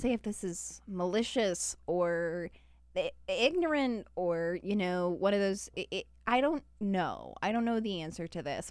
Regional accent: Utah, United States; now in Washington, D.C., United States; Even Utah. Yeah, even my home state.

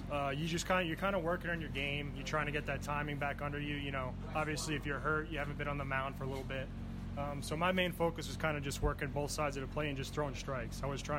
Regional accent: New York, United States; I'm from New York.

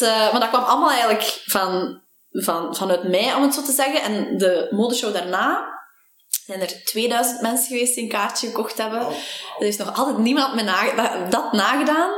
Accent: Temse, Flanders, Belgium; moved away as an adult; now in Antwerp, Belgium; ik ben oorspronkelijk van Temse

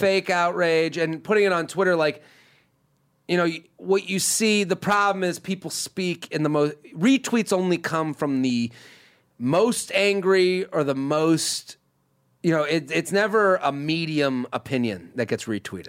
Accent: Needham, Massachusetts, United States; moved away; I'm literally sitting in my hometown. Probably, I'm from Needham, but uh, probably somewhere in the greater Boston area

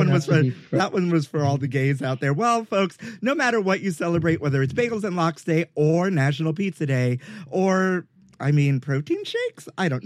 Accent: Brooklyn, New York, United States; I'm from Brooklyn.

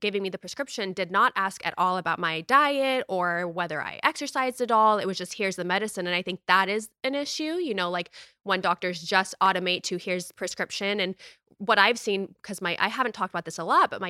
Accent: United States; me growing up in the United States

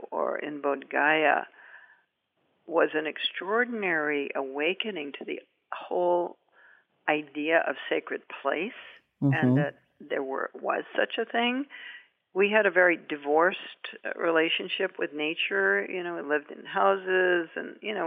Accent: New Hampshire, United States; I was from New Hampshire

